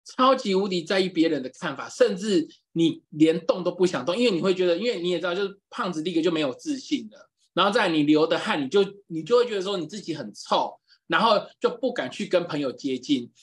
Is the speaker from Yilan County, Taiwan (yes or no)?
yes; Yilan County, Taiwan; 就回宜兰，就是因为我是宜兰人嘛，就我，我妈就回宜兰